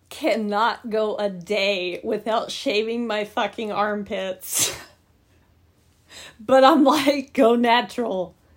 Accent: Indiana, United States; I'm from Indiana.

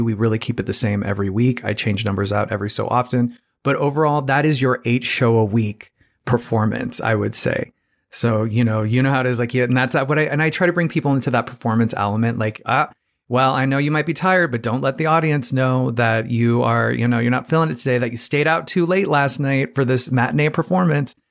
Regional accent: Phoenix, Arizona, United States; moved away; I'm from Phoenix, Arizona originally

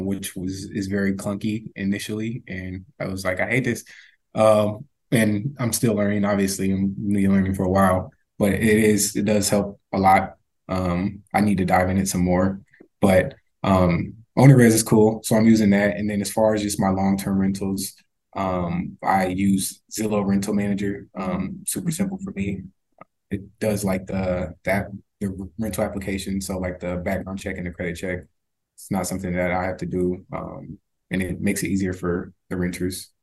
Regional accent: Minnesota, United States; we grew up in Minnesota

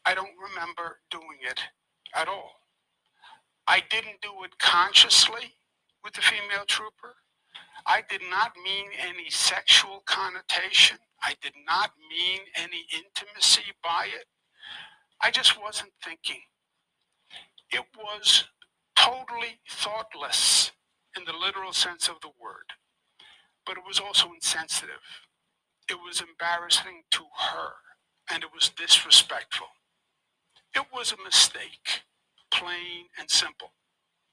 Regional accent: New York, United States; I'm a New Yorker, born and bred

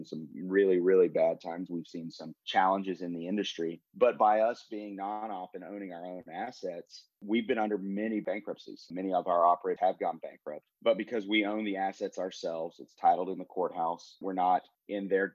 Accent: Haskell, Texas, United States; also born or lived in Austin, Texas; now in Dallas, United States; Was actually born in a small town called Haskell, Texas, out west of where I live now in Dallas

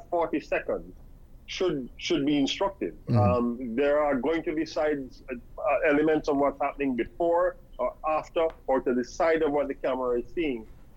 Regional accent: Jamaica; moved away as an adult; now in Antigua and Barbuda; I'm of Jamaican, educated, born, bred in Jamaica.

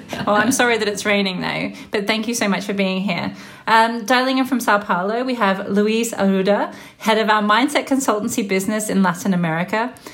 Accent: Melbourne, Victoria, Australia; moved away; my hometown of Melbourne, Australia

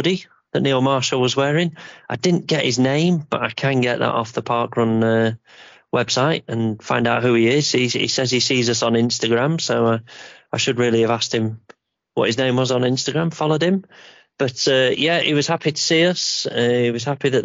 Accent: Yorkshire and the Humber, United Kingdom; we're from Yorkshire

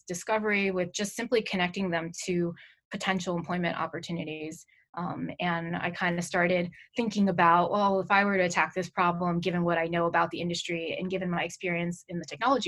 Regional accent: New York, United States; I'm born and raised in New York, in the Manhattan area

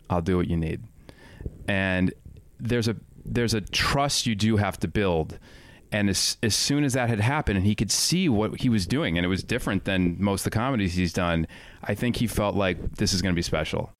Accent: Highland Park, Illinois, United States; also born or lived in Evanston, Illinois; I grew up in John Hughes country. Highland Park, Illinois, Evanston, Illinois.

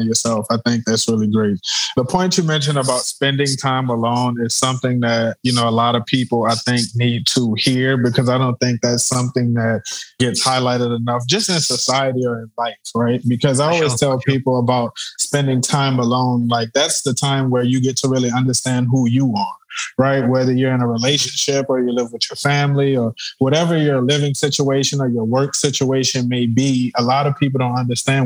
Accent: United States; as an American

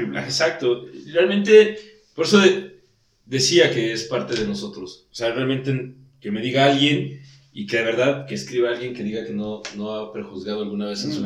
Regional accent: Mexico; nosotros, como mexicanos

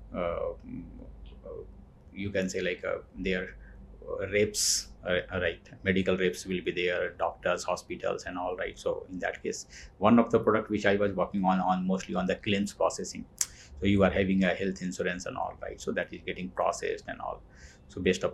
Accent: Dhanbad, Jharkhand, India; moved away as an adult; also born or lived in Delhi; I'm from Jharkhand, mm-hmm. A small town, Dhanbad. Dhanbad. Right, I am. I have grown there, done my schooling, college there. And later I moved to Delhi

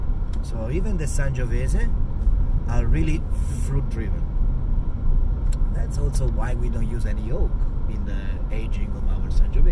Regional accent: Lucca, Tuscany, Italy; also born or lived in Maremma; I'm coming from Lucca, which is originally my hometown on the northern part of Tuscany.

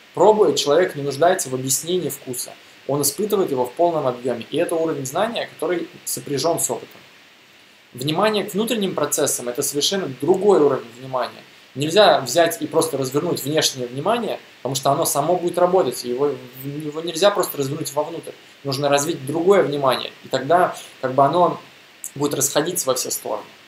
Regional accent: Russia; я из России

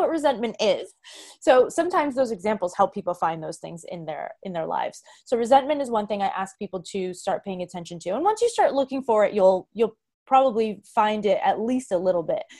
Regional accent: Boston, Massachusetts, United States; moved away; also born or lived in New York City; I was from Boston

